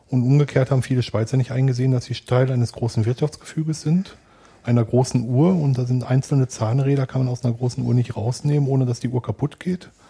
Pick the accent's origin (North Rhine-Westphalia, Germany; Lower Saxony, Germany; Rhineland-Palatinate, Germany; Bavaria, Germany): North Rhine-Westphalia, Germany; Ich bin im Ruhrgebiet groß geworden. Wir haben im Ruhrgebiet eine der höchsten Ausländerquoten in Deutschland. Ich bin mit Döner und Pizza groß geworden